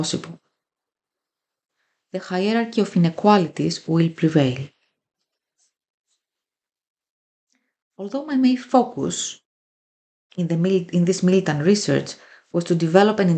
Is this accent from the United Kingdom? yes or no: no; Greece; I come from Greece and a working class immigrant family background.